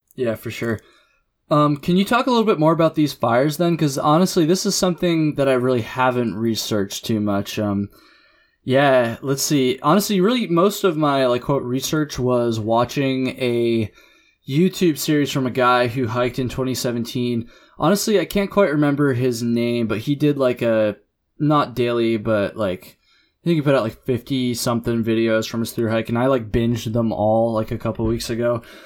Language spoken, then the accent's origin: English; Jericho, Vermont, United States; also born or lived in Burlington, Vermont; the town I grew up in in Jericho